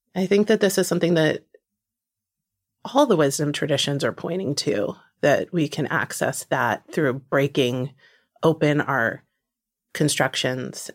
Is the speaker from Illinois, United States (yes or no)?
no; New Jersey, United States; born or raised there; moved away